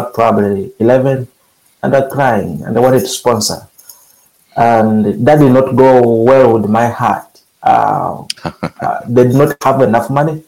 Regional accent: Uganda; moved away as an adult; also born or lived in Chicago; now in United States; I was born and raised in Uganda

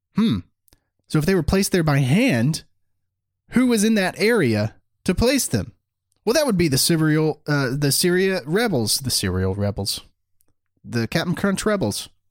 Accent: Destin, Florida, United States; I grew up in Destin, Florida, which is about an hour away from Pensacola

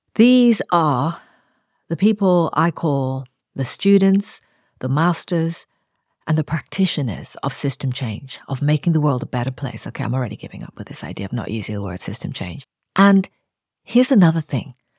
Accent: Nairobi, Kenya; I grew up on the outskirts of Nairobi on the edge of a coffee plantation.

